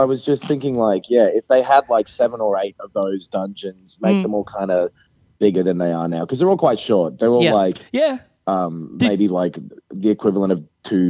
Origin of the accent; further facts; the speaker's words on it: Kyoto, Japan; because I'm on a business trip at the moment outside of my hometown of Kyoto